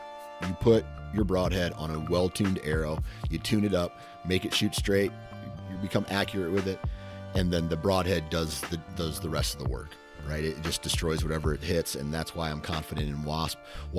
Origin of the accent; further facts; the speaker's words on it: Midwest, United States; When I think of tradition, of course, I'm from the Midwest, so I'm a little bit biased here in this answer.